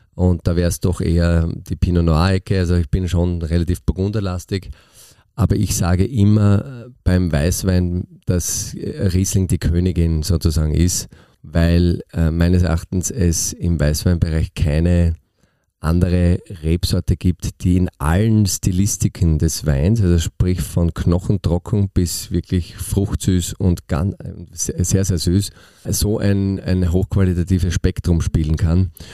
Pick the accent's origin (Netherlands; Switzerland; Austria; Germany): Austria; bei uns in Österreich